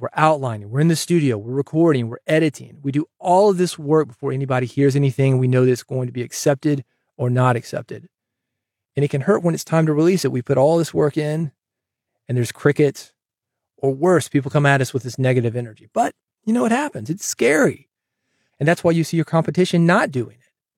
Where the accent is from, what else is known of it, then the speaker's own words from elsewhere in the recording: Nashville, Tennessee, United States; I'm from Nashville